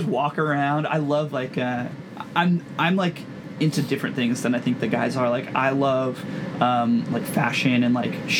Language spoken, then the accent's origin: English; Southern California, United States; And I literally grew up and like was born and raised in Southern California. I'm half Mexican